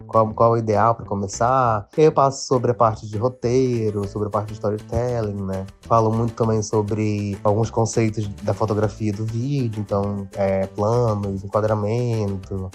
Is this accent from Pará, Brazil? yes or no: yes; Belém, Pará, Brazil; now in São Paulo, Brazil; Sou de Belém, sou da Amazônia, mas atualmente moro em São Paulo